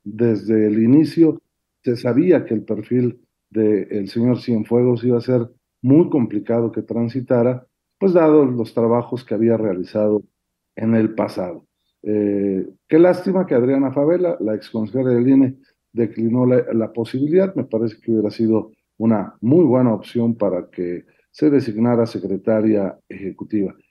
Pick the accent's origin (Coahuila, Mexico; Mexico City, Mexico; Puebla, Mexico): Puebla, Mexico; en mi pueblo, allá en Puebla